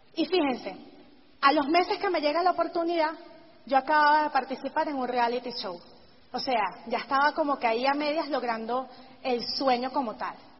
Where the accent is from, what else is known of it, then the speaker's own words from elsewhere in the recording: Venezuela; he podido mantener mi negocio por encima de todo allá en Venezuela